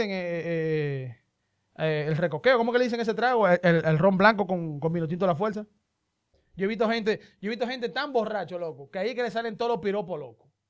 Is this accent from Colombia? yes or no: no; Dominican Republic; born or raised there